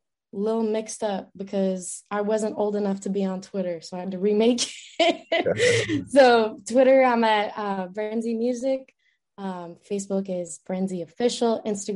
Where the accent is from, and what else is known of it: Virginia, United States